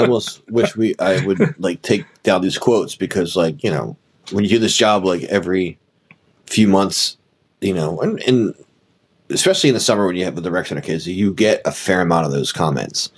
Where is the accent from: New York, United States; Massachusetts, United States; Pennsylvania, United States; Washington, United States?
Pennsylvania, United States; Philadelphia; as a Philadelphian